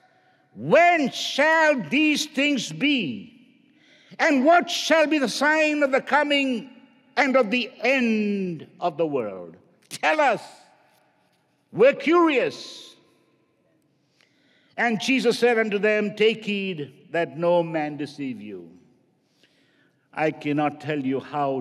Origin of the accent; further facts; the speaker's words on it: India; now in United States; I grew up in India